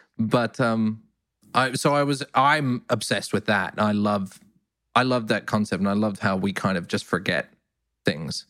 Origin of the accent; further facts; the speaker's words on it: Perth, Western Australia, Australia; I grew up in Perth, we had a big brethren